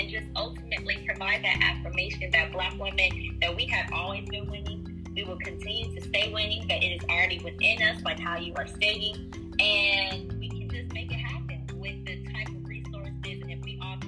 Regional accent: Kenya; I am Kenyan

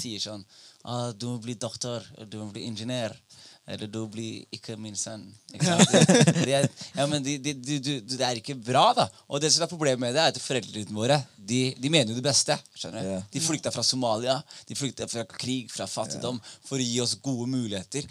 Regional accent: Skien, Telemark, Norway; Jeg vokste opp i Skien.

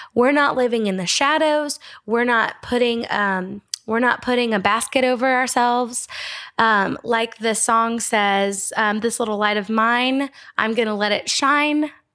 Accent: United States; as an American

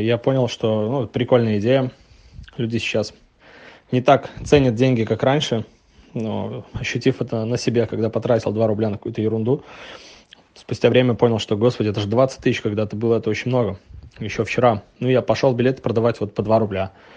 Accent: Novopolotsk, Vitebsk Region, Belarus; now in Minsk, Belarus; Я белорус, живу в Минске, родом из Новополоцка.

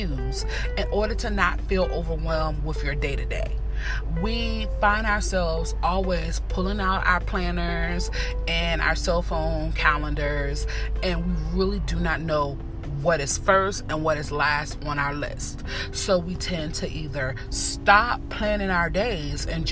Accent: Northern Virginia, United States; I am from Virginia, North of Virginia to be exact.

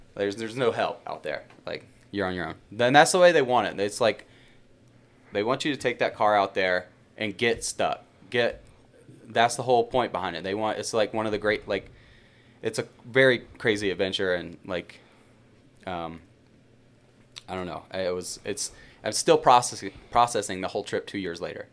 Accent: Birmingham, Alabama, United States; moved away as an adult; also born or lived in Yellowstone National Park / Bozeman, Montana; I'm from Birmingham, Alabama originally.

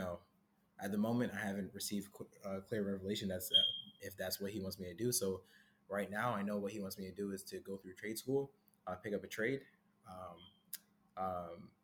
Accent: Jamaica; my Caribbean roots, actually. So I'm Jamaican.

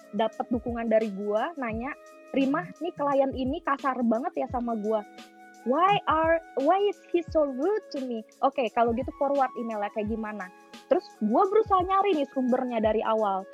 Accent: Jakarta, Indonesia; moved away; Gue sebenarnya orang Batak. Gue Batak tulen 100% nyokap bokap. Tapi gue gue karena udah lahir dan besar di Jakarta

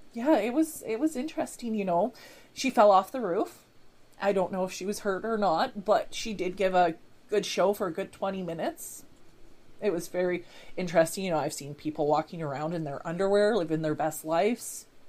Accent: Canada; I'm a Canadian

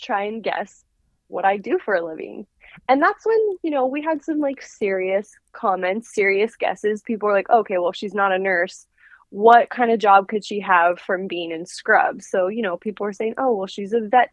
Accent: Portland, Oregon, United States; also born or lived in Utah; I'm from Portland, Oregon. And I was born in Portland, Oregon, and grew up here kind of my whole life

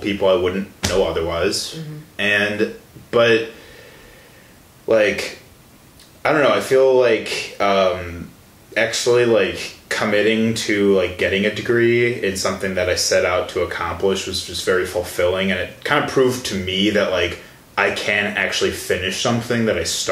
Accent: Illinois, United States; moved away as an adult; also born or lived in Milwaukee, Wisconsin; I'm from Illinois

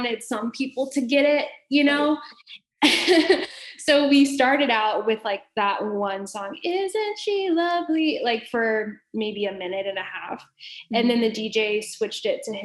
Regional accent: Dallas, Texas, United States; moved away as an adult; also born or lived in Arkansas / Kansas City; I'm from Dallas, Texas, and I know Southern people

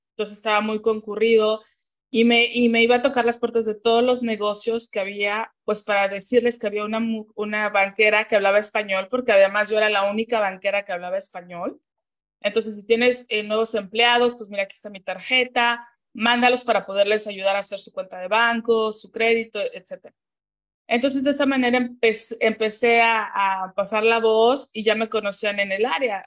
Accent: Mexico City, Mexico; moved away as an adult; now in United States; yo nací y crecí en la Ciudad de México, orgullosamente mexicana

